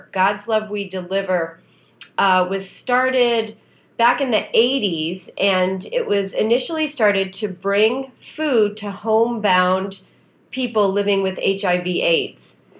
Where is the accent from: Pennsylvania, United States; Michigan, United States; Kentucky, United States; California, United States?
Pennsylvania, United States; near Scranton; moved away; also born or lived in New York; I grew up outside of Scranton, Pennsylvania